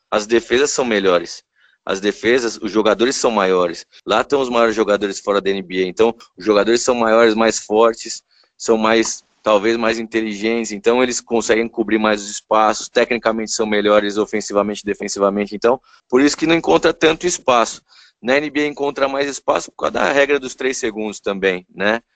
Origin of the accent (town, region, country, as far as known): São Paulo, Brazil; born or raised there; also born or lived in Rio de Janeiro